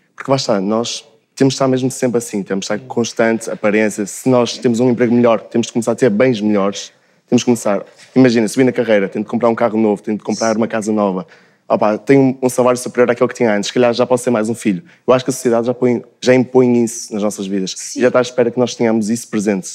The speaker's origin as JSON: {"language": "Portuguese", "town": "Braga", "region": "Norte", "country": "Portugal", "said": "venho de Braga"}